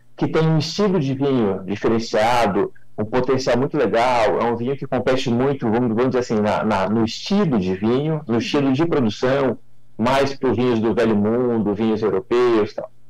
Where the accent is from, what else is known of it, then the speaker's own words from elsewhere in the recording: Mogi Guaçu, São Paulo, Brazil; Eu sou daqui da, da região, né? sou de Mogi Guaçu, sou da região aqui de Espírito do Pinhal